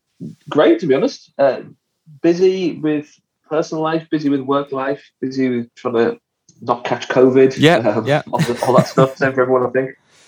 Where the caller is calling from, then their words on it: Liverpool, North West England, United Kingdom; Well, I'm at home in Liverpool, I'm about a mile from my studio, which is the Motor Museum, which is in South Liverpool.